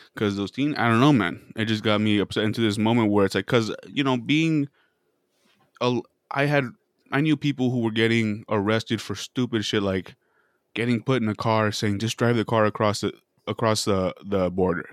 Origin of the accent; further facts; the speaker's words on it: Casa Grande, Arizona, United States; moved away; this was in my hometown. This was a small town